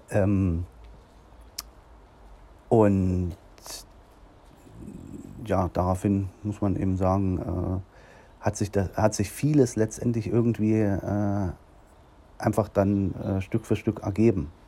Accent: Nordhausen, Thuringia, Germany; Ja, und dann habe ich dann hier in meiner Heimatstadt in Nordhausen die Möglichkeit bekommen

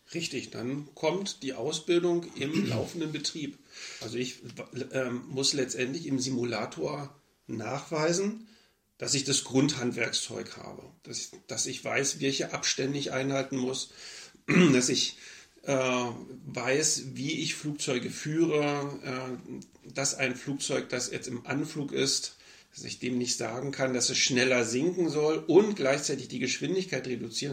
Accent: Berlin, Germany; moved away as an adult; now in Hanover, Germany; eigentlich wollte ich gerne wieder zurück nach Berlin. Äh, klar, meine Heimatstadt.

